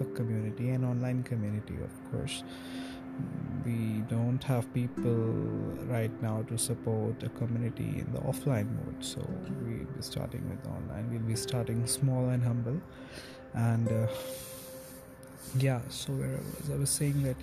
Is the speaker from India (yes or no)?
yes; India; also born or lived in New Delhi; I am an Indian and I stay in New Delhi